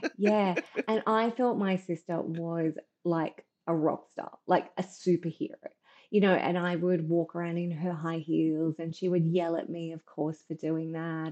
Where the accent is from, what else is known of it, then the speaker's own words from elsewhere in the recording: Brisbane, Queensland, Australia; I grew up in um, in Brisbane, and obviously in the seventies